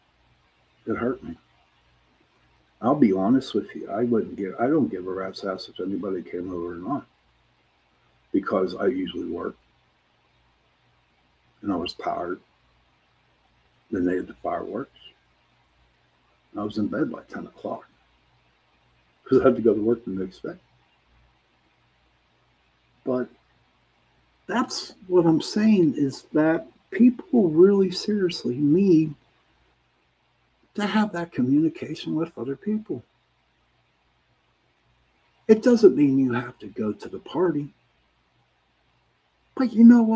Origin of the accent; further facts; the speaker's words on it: Pittsburgh, Pennsylvania, United States; I'm from Pittsburgh, I'm from the city